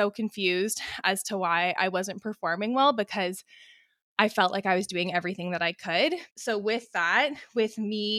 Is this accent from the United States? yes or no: no; British Columbia, Canada; So I'm born and raised in the Okanagan, which is in British Columbia.